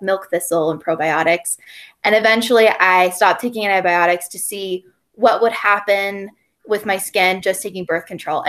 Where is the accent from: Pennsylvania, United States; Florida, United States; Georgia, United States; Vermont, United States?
Georgia, United States; Gwinnett County; moved away as an adult; also born or lived in Western North Carolina; now in North Carolina, United States; So I'm from Georgia. I'm from Gwinnett County. So it's like 40 miles east of Atlanta, but I live now in Western North Carolina.